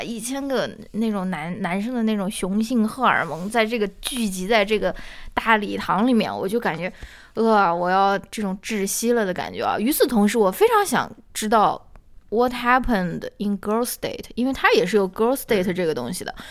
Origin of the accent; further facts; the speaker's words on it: China; 用我们中国人比较熟悉的一个比方来打